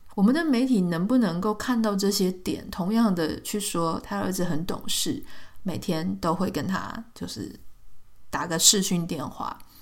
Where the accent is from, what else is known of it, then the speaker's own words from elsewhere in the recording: Taiwan; 我自己也是在台湾长大嘛